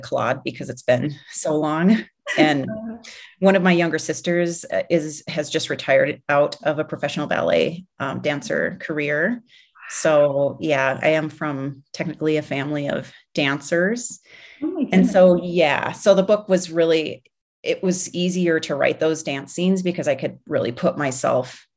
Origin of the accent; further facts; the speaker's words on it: Minneapolis, Minnesota, United States; moved away; I grew up in Minneapolis. So that's like, you know, it's my hometown.